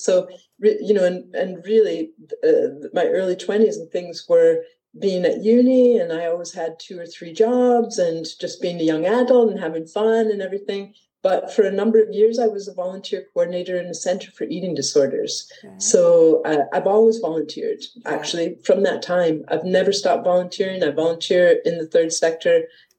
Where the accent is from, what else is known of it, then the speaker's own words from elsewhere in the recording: Detroit, Michigan, United States; moved away as an adult; now in Edinburgh, United Kingdom; I come from Detroit, Michigan, originally, and I arrived here, in 1993 on holiday and decided that Edinburgh was where I wanted to be and moved here permanently at the beginning of 94.